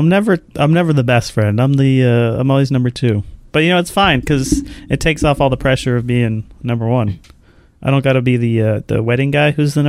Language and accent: English; Las Vegas, Nevada, United States; My hometown of Vegas